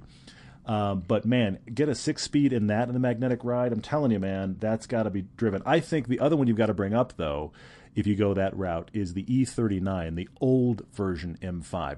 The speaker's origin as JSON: {"language": "English", "town": "Houston", "region": "Texas", "country": "United States", "tie": "born or raised there", "moved": "yes", "said": "I grew up in Houston."}